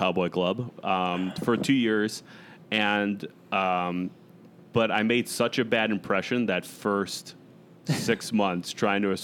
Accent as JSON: {"language": "English", "town": "Chicago", "region": "Illinois", "country": "United States", "tie": "born or raised there", "also_born_or_lived": "Arizona", "said": "I grew up in the Chicago area, but I lived in Arizona for almost 3 years"}